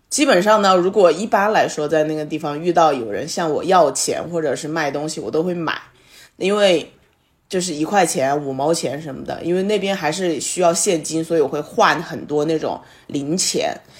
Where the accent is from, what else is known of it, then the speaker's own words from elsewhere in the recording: China; 以我们内地人的一些想法来说